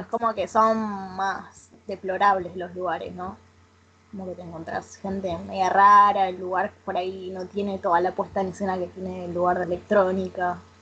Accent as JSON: {"language": "Spanish", "town": "Rosario", "region": "Santa Fe", "country": "Argentina", "said": "yo soy de Rosario"}